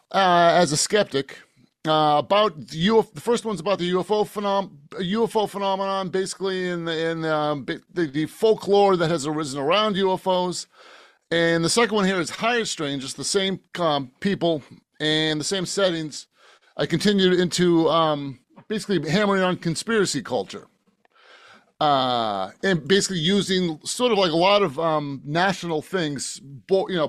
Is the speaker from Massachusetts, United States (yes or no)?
yes; outside of Boston, New England, Massachusetts, United States; I'm from Boston, outside of Boston, New England